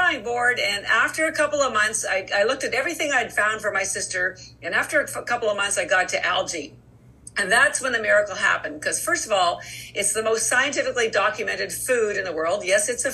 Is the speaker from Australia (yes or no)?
no; Canada; moved away as an adult; now in Boston, United States; I am Canadian by birth, but I've lived in Boston for over 30 years